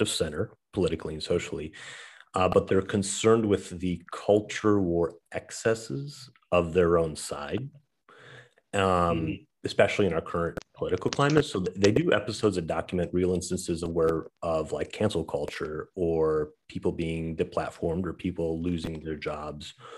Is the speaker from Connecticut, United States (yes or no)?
no; Saginaw, Michigan, United States; moved away; my hometown where I grew up. Um, or in Saginaw, Michigan